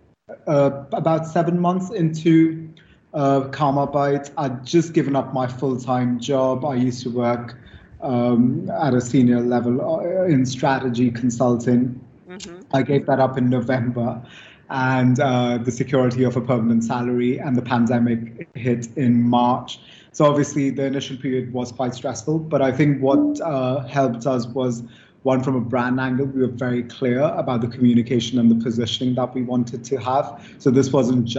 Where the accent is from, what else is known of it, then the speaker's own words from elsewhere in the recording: India; moved away; when I was a kid growing up in India.